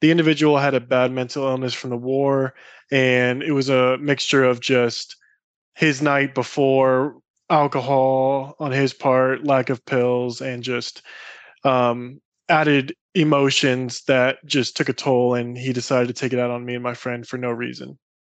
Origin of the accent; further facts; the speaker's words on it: Iowa, United States; Growing up in Iowa was incredible